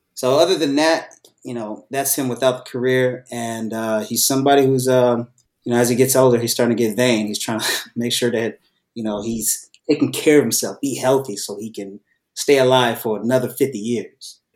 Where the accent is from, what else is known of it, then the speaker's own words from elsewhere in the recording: Bay Area, California, United States; now in Los Angeles, United States; I was born in the Bay Area.